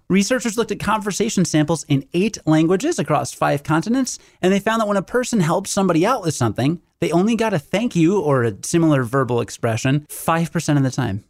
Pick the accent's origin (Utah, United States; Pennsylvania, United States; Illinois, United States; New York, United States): Illinois, United States; Rockford; I'm from Rockford, which is about one hundred fifty thousand